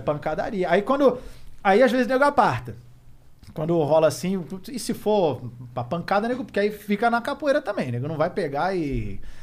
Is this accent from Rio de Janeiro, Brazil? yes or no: yes; Rio de Janeiro, Brazil; moved away; also born or lived in Curitiba; Sou carioca. Morei muito tempo no Grajaú.